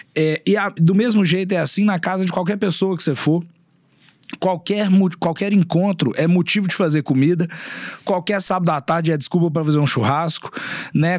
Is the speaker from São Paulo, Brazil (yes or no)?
no; Belo Horizonte, Minas Gerais, Brazil; accent: mineiro; also born or lived in Uberlândia; Eu sou nascido e criado aqui em Belo Horizonte, eu morei três anos fora daqui só em Uberlândia